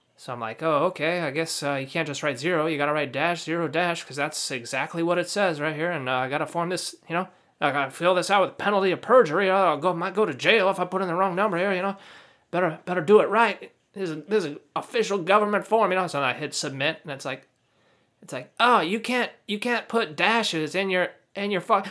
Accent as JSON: {"language": "English", "country": "United States", "said": "I'm a U.S. citizen."}